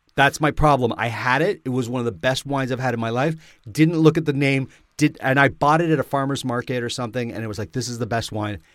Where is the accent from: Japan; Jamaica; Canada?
Canada; We're proud Canadian podcasters.